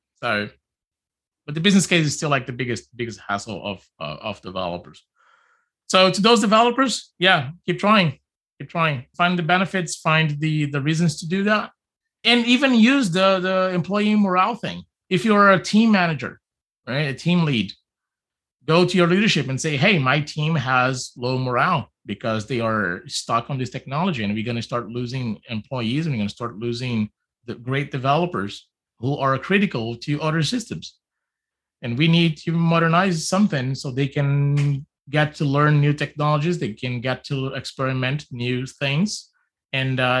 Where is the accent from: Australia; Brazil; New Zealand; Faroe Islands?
Brazil; also born or lived in California; now in Vancouver, Canada; I'm from Brazil. I've lived in California and now I live in Vancouver